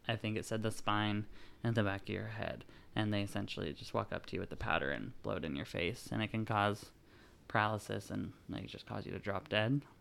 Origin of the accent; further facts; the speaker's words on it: California, United States; Now, I grew up in California, mostly near cities, so the forest was like my true home to me.